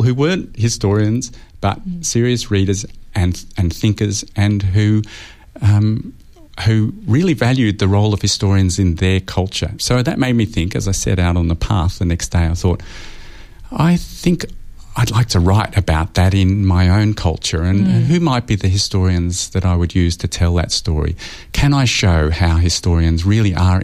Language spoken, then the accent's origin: English; Australia; as an Australian historian